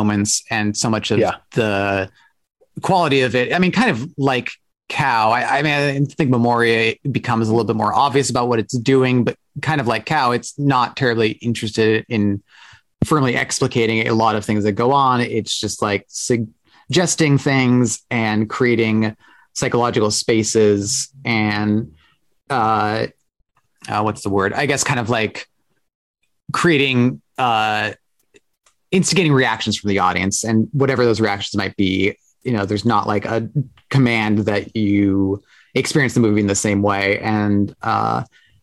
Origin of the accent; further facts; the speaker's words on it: Portland, United States; moved away; I grew up in Portland